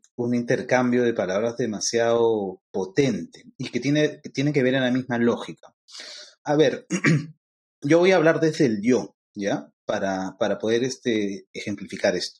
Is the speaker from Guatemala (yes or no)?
no; Peru; yo soy peruano y soy afroperuano a la misma vez